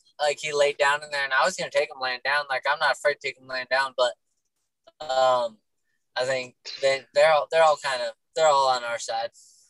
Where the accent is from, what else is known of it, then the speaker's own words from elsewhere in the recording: Northeast, United States; And, you know, growing up in the Northeast, we didn't have as many stock, like, many rough stock.